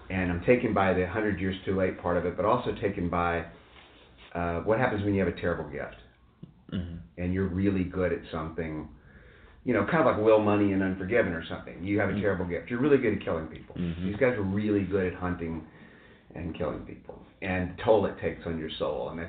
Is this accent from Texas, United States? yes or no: yes; Texas, United States; growing up in Texas